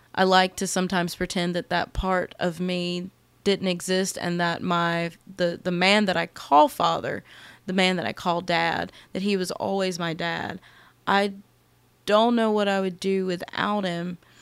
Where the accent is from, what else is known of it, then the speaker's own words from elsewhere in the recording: United States; I absolutely love being American